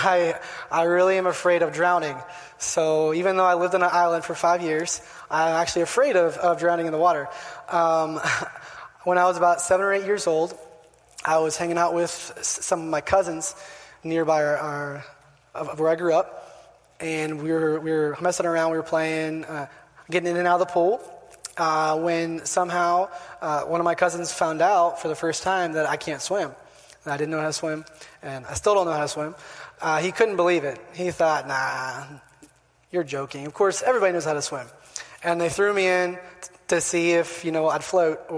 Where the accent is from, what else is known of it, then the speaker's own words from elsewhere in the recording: Parkersburg, West Virginia, United States; moved away as an adult; also born or lived in Argentina; now in Dominican Republic; I grew up in Parkersburg for most of my life